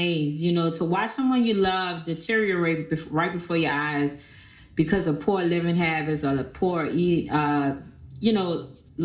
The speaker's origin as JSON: {"language": "English", "town": "New Orleans", "region": "Louisiana", "country": "United States", "said": "I'm from here in New Orleans, Louisiana"}